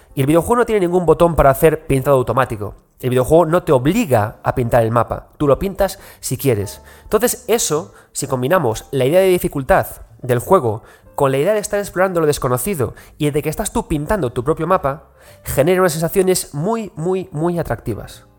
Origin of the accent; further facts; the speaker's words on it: Galicia, Spain; como buen gallego